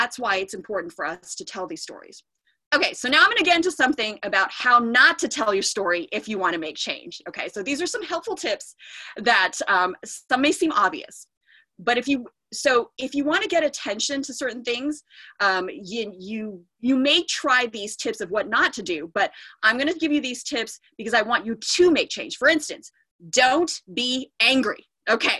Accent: Diamond Bar, California, United States; I grew up in Diamond Bar.

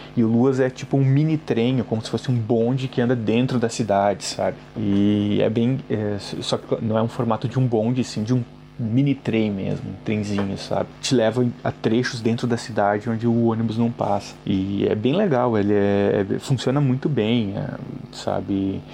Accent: Caxias do Sul, Rio Grande do Sul, Brazil; moved away as an adult; now in Dublin, Ireland; De onde eu vim, que é Caxias do Sul, no Rio Grande do Sul

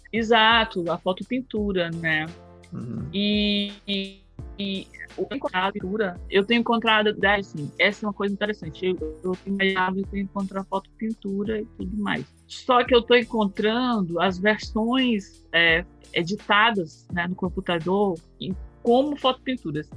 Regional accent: Fortaleza, Ceará, Brazil; eu sou do Ceará, sou de Fortaleza

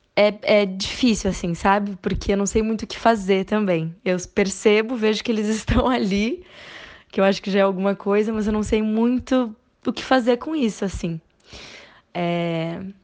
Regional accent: Porto Alegre, Rio Grande do Sul, Brazil; now in São Paulo, Brazil; atualmente eu moro em São Paulo, mas sou de Porto Alegre, no Rio Grande do Sul.

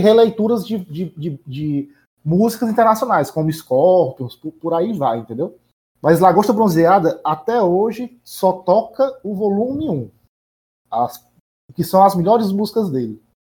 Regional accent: Nova Russas, Ceará, Brazil; lá em Nova Russas, onde é, onde eu nasci e fui criado

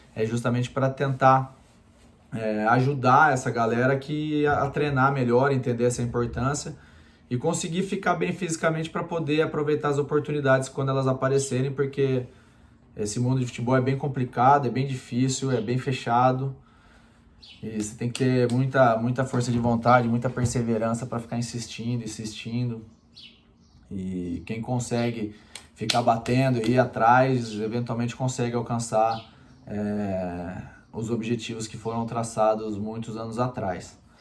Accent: Campinas, São Paulo, Brazil; Eu sou de Campinas

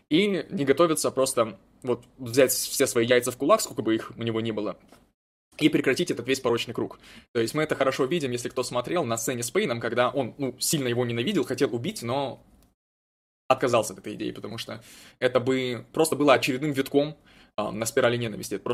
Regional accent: Chechnya, Russia; Нет, я точно не немец. Э, нет, я чеченец, так что все нормально

